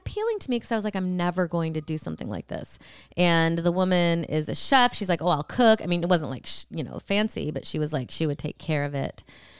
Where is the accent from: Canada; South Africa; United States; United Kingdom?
United States; Illinois; I grew up in Illinois.